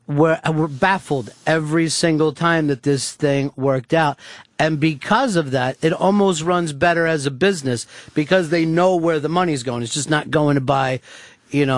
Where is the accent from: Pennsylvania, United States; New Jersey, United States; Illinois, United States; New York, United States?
Pennsylvania, United States; outside of Philadelphia; I grew up right outside of Philadelphia